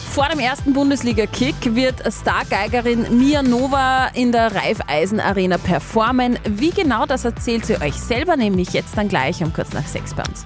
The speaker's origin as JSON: {"language": "German", "town": "Ampflwang", "region": "Upper Austria", "country": "Austria", "tie": "born or raised there", "said": "ich bin nie woanders gewesen, ich bin 50 Jahre in Ampelwang"}